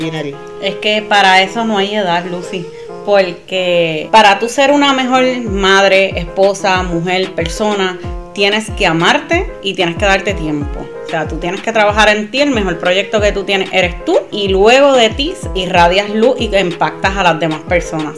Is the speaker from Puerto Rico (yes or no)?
yes; Bayamón, Puerto Rico; Yo soy de Bayamón.